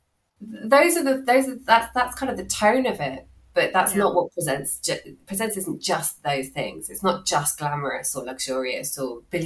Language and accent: English; London, United Kingdom; moved away as an adult; I grew up in South London. I'm a South London girl